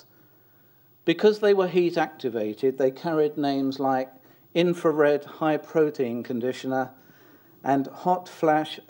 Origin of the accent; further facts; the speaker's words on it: London, United Kingdom; I was born in South London of working class parents and grew up in a council flat